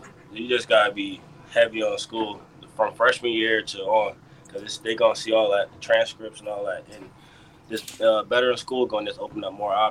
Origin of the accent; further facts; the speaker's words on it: Edison, New Jersey, United States; But I was born in Addison, New Jersey.